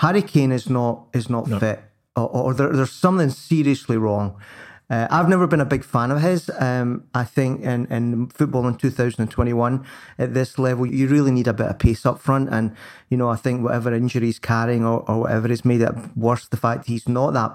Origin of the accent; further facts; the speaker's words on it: Scotland, United Kingdom; me as the Scotsman